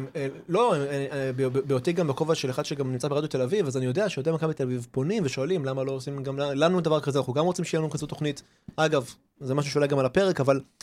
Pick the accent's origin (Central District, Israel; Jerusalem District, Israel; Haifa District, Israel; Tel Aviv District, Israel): Haifa District, Israel; Haifa; ואנחנו מכאן, ואנחנו לא במקום אחר